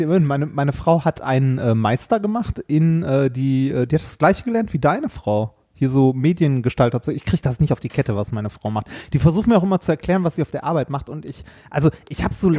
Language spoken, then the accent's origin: German; Ruhr area, North Rhine-Westphalia, Germany; moved away; Meine Heimat war ja das Ruhrgebiet und äh, ist es auch immer noch und das wird es auch immer bleiben.